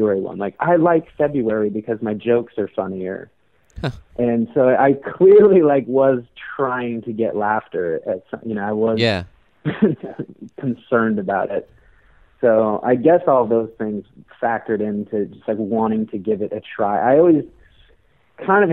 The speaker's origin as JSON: {"language": "English", "town": "Reno", "region": "Nevada", "country": "United States", "said": "I'm from Reno."}